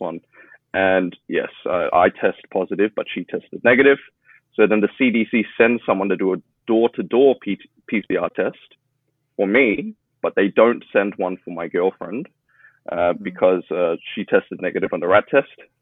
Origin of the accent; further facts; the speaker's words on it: Melbourne, Victoria, Australia; now in Shanghai, China; I'm originally from Melbourne, Australia